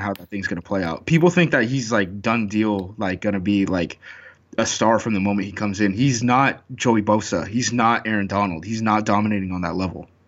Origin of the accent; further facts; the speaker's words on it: Oregon, United States; I'm from Oregon